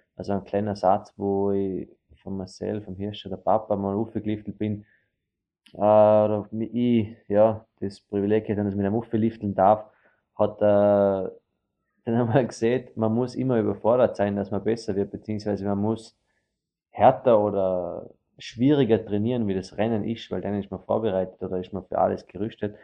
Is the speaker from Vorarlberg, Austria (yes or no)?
yes; Vorarlberg, Austria; wir als Vorarlberger